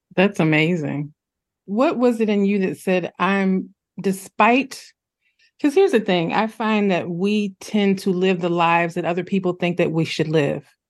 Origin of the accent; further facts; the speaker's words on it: Midwest, United States; I'm a Midwesterner